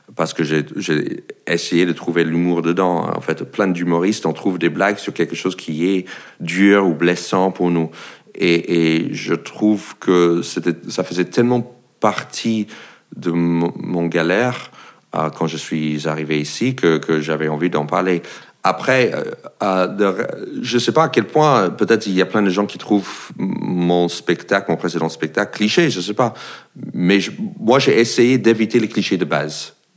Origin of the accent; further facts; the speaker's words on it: United States; French is a second language; moved away as an adult; also born or lived in France; now in Paris, France; je suis un Américain qui habite en France